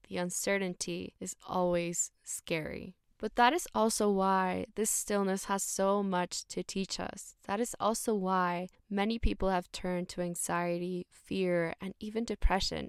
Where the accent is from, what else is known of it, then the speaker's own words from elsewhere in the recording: Mexico City, Mexico; also born or lived in Vietnam / Thailand / Australia; I'm from Mexico City, born and raised here.